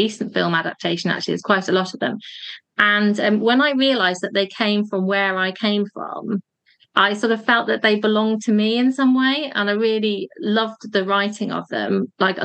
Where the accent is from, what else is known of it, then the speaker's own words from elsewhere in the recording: Cheshire, North West England, United Kingdom; the area where I grew up in Cheshire